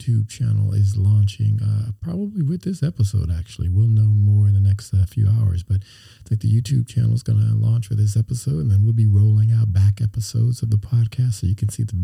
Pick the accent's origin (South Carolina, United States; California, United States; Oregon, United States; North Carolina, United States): California, United States; Los Angeles; moved away; my hometown? How's LA treating you